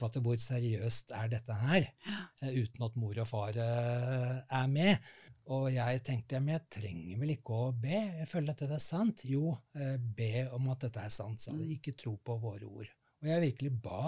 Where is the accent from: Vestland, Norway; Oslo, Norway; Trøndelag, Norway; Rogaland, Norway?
Oslo, Norway; moved away as an adult; now in Lørenskog, Norway; Jeg er født og oppvokst i Oslo ja. på Bekkelaget